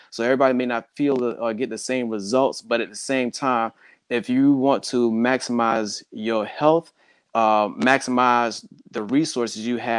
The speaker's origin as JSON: {"language": "English", "region": "the South", "country": "United States", "tie": "born or raised there", "said": "And growing up in the South, for the most part, being black, you just weren't going to get the same treatment"}